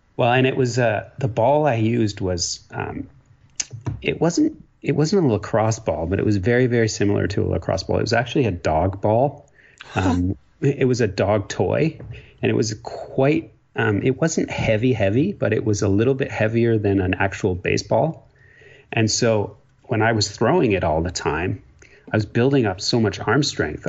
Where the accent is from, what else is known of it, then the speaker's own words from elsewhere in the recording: Ontario, Canada; moved away as an adult; also born or lived in Quebec; now in British Columbia, Canada; I grew up in a small town in Ontario. Um, and uh, so, yes, I'm a Canadian.